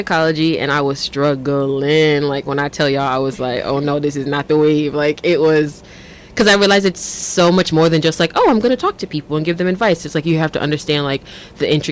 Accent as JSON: {"language": "English", "town": "Irvington", "region": "New Jersey", "country": "United States", "tie": "born or raised there", "also_born_or_lived": "Newark, New Jersey / Jamaica (ancestry)", "said": "I was born in Newark, but raised in Irvington"}